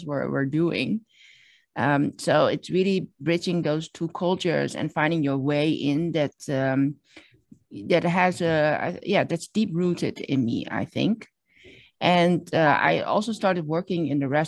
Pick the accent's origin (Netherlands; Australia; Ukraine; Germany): Netherlands; moved away as an adult; also born or lived in Shanghai, China; now in Hong Kong; I was born in the Netherlands and grew up as a Chinese immigrant in a small village